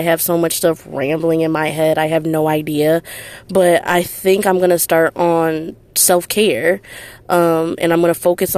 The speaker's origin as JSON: {"language": "English", "town": "Detroit", "region": "Michigan", "country": "United States", "said": "I'm from Detroit, Michigan"}